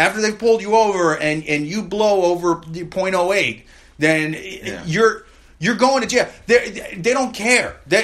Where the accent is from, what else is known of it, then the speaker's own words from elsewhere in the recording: Midwest, United States; now in New York City, United States; I'm from the Midwest